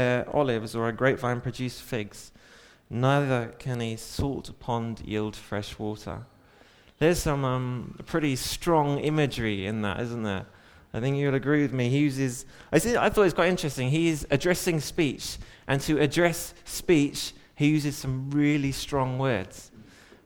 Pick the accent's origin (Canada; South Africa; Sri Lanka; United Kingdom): United Kingdom; England; I'm English.